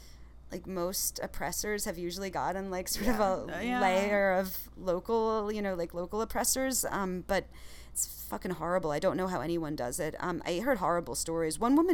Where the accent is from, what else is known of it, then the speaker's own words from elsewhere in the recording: New York City, New York, United States; also born or lived in Long Island / Manhattan; I grew up in Far Rockaway, which is in Queens, and then in Long Island. And then I moved back into the city, like, into Manhattan to go to school when I was 17.